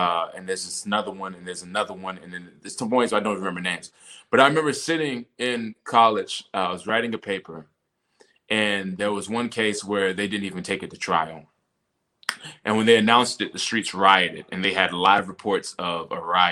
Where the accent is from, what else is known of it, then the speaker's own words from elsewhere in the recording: North Carolina, United States; growing up in North Carolina, you're already around a lot of shit